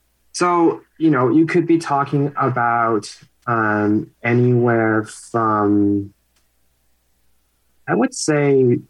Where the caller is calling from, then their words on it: West Coast, Canada; So, I'm calling in from the West Coast